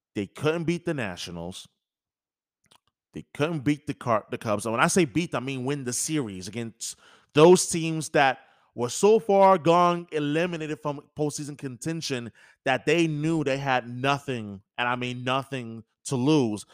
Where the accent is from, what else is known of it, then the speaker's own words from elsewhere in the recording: New York, United States; growing up in New York